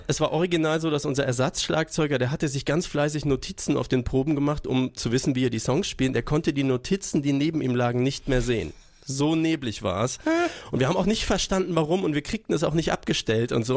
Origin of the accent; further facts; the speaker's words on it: Würzburg, Bavaria, Germany; Würzburg ist ja meine Geburtsstadt